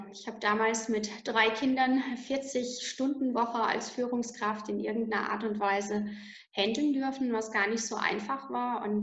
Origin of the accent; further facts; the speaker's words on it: Landau in der Pfalz, Rhineland-Palatinate, Germany; Also ich komme hier aus der schönen Pfalz, ähm, um genau zu sagen aus Landau in der Pfalz.